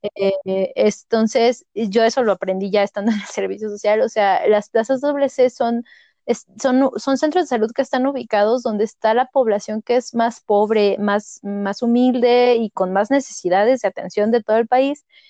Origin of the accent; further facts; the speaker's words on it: Toluca, State of Mexico, Mexico; yo vengo de Toluca, de la Autónoma del Estado de México